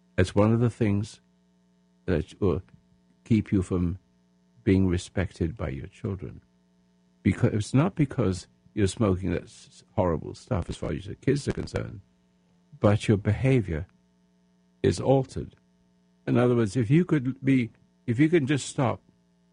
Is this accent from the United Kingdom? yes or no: yes; England, United Kingdom; now in United States; I'm an Englishman become American citizen